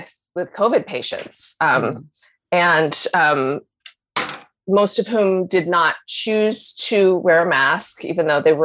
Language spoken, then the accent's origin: English; Canada; I'm so Canadian